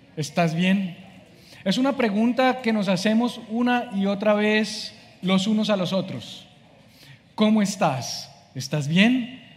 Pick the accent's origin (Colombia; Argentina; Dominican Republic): Colombia; moved away as an adult; now in Miami, United States; soy colombiano, vivo en Miami hace siete meses